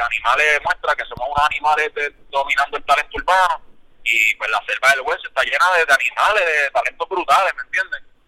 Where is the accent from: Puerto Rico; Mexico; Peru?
Puerto Rico; Isabela; Isabela, que es mi pueblo